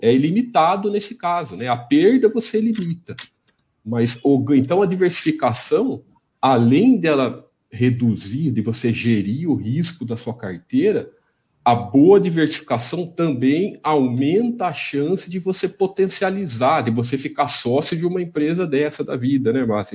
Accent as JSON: {"language": "Portuguese", "country": "Brazil", "accent": "caipira", "said": "meu, meu sotaque caipira"}